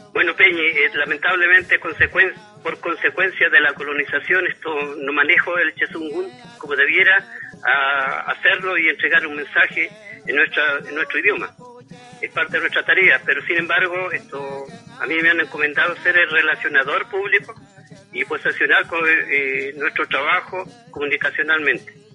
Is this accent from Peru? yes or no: no; Osorno, Los Lagos, Chile; yo nací en Rahue